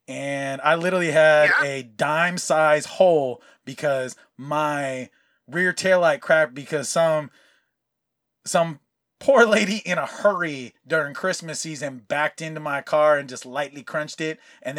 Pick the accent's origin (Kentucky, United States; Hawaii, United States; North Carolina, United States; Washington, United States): Hawaii, United States; you matched the description of a young Latino male. And I go, oh, that's funny because I'm Hawaiian.